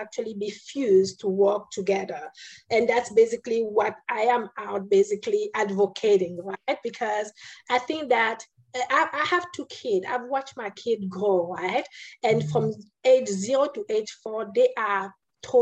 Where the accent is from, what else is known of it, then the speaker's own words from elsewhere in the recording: Cameroon; moved away; I was born in Cameroon, in a country that was, you know, colonized by France, right? I went to school in Catholic school.